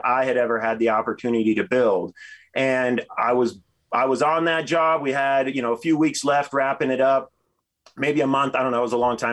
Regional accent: Texas, United States; moved away as an adult; now in Denver, United States; I'm from Texas originally and moved out here when I was 18 to snowboard

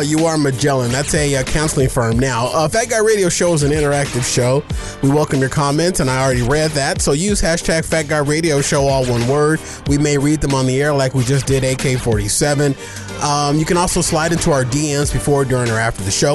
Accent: Arizona, United States; Well, I'm a native of Arizona.

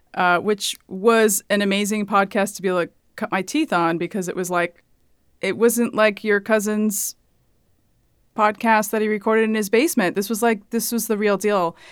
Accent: Hayward, California, United States; moved away as an adult; also born or lived in Washington State; now in New York, United States; I was on the West Coast, uh, California and Washington State

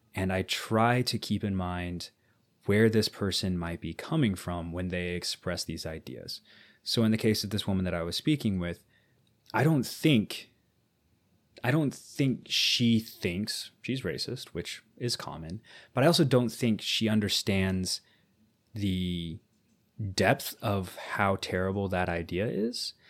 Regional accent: United States

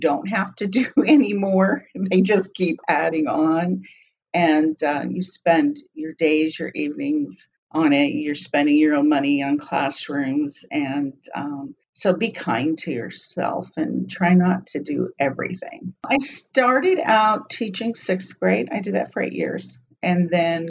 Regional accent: Arizona, United States; moved away as an adult; also born or lived in Dallas / Miami / Seattle; I was born and raised in Arizona, but I did spend a few years outside Dallas, Miami, Seattle. I was glad to come back home

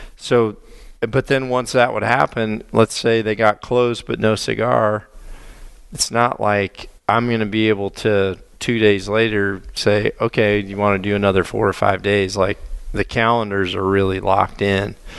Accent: Mississippi, United States; moved away; also born or lived in northern Illinois / southern Wisconsin; growing up in Mississippi hunting in tree stands

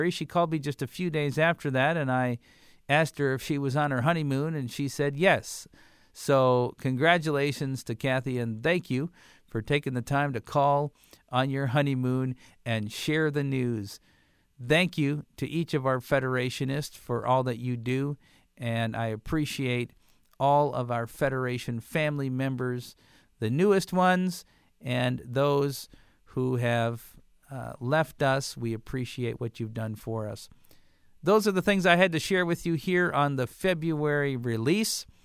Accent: Marion, Louisiana, United States

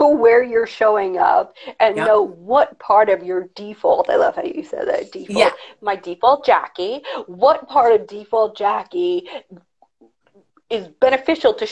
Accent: New York, United States; accent: harsher New York; I have a harsher New York accent

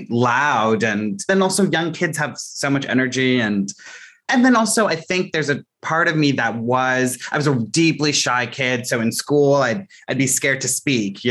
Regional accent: Mississauga, Ontario, Canada; also born or lived in Scarborough, Toronto; I was in Scarborough in the East General Hospital. And then we moved around a little bit. My parents' jobs kept changing, you know, kind of classic experience of trying to land something that felt fulfilling, but they weren't getting those opportunities. And we ended up settling in Mississauga. And that's where I grew up.

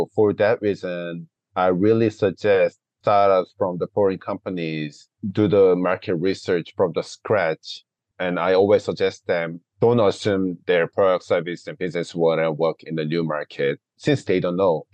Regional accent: South Korea; moved away as an adult; now in Vancouver, Canada; I grew up in Korea, graduated high school over there, and came to Canada and finished my university bachelor's degree here

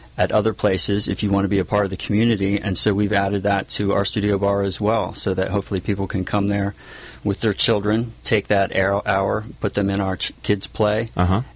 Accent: Lewes, Delaware, United States; also born or lived in Tennessee; now in San Juan Capistrano, United States; I grew up in Lewis Beach, Delaware

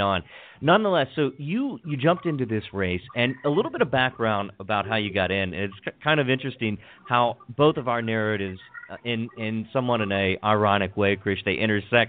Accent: Hagerstown, Maryland, United States; accent: Maryland; my hometown of Hagerstown

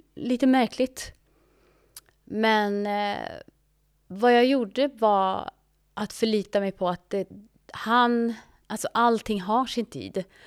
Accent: Sweden; moved away as an adult; also born or lived in Ethiopia; jag är ju svensk

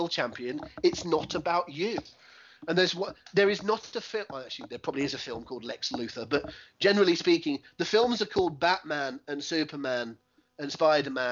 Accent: England, United Kingdom; I'm an Englishman and not a Mexican

